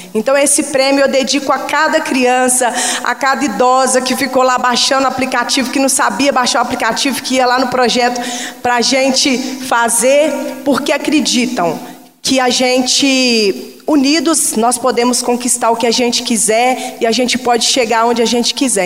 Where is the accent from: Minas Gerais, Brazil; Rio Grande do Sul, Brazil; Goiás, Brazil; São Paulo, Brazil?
Minas Gerais, Brazil; Contagem; eu cresci naquele local, no Maracanã, em Contagem